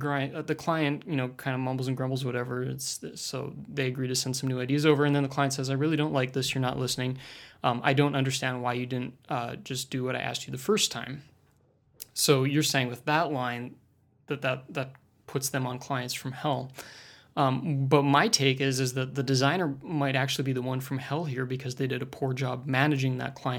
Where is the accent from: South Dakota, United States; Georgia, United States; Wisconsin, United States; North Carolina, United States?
Wisconsin, United States; Milwaukee; I'm from Milwaukee, Wisconsin, just up the road from Jessica here.